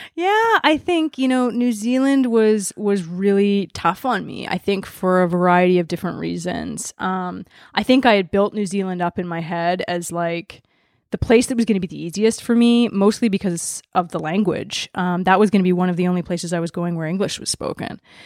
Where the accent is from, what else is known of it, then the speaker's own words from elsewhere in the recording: Vancouver, British Columbia, Canada; privileged white girl growing up in Vancouver, Canada